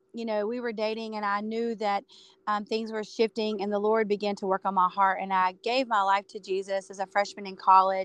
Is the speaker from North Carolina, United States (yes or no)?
yes; Dallas, North Carolina, United States; So I grew up in North Carolina. You people know Charlotte, North Carolina. I was about 30 minutes from Charlotte, North Carolina, in a small town called Dallas.